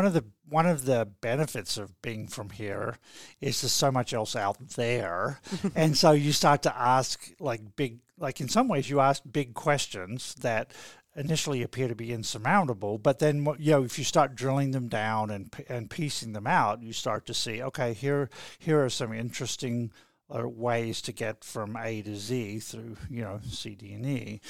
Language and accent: English; Cressy, Tasmania, Australia; I was born and raised in Cressy and went to through Scott College, Launceston Matric College, and then here to the medical school for actually 7 years